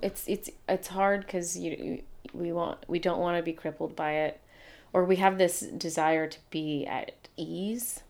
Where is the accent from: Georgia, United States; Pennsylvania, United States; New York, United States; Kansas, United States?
Georgia, United States; Atlanta; the day I was born in Atlanta, Georgia